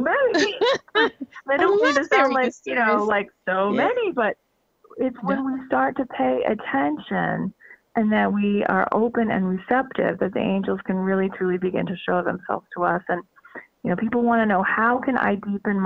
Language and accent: English; Northeast, United States; I'm from the Northeast